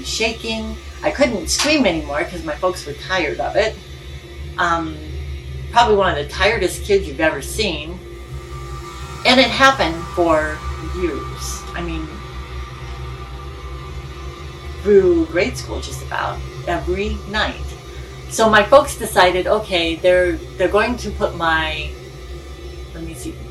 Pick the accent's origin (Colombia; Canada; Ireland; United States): United States; Illinois; also born or lived in California; When I was 4, we moved from California to Illinois